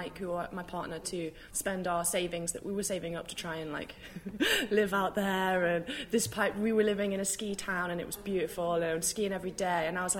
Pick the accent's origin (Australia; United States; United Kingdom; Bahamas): United Kingdom; as British people